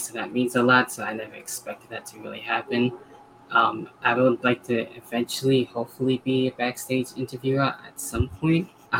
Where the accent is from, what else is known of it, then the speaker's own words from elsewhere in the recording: New York, United States; I'm basically from New York, so I never was actually born in Puerto Rico. I went there maybe about once when I was really little